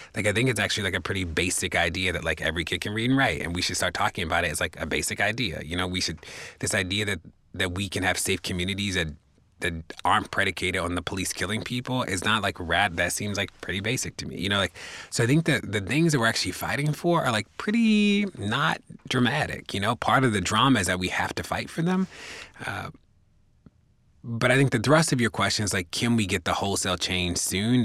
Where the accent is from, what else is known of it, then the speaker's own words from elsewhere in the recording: Baltimore, Maryland, United States; I'm from Baltimore, live in Baltimore